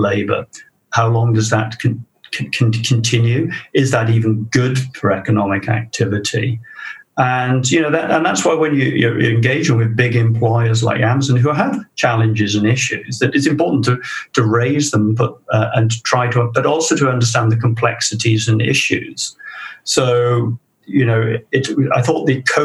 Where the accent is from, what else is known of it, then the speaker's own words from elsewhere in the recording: South Wales, United Kingdom; my hometown in South Wales. And that's South Wales, not New South Wales